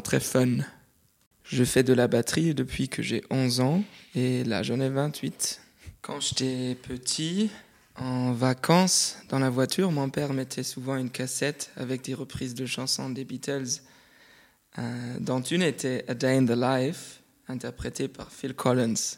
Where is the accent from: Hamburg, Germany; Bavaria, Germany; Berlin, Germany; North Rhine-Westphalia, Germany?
North Rhine-Westphalia, Germany; Cologne; je viens de Cologne en Allemagne